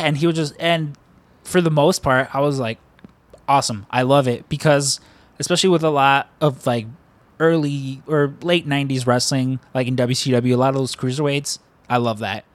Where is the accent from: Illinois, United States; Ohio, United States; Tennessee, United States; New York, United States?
Illinois, United States; Chicago; we're all from Chicago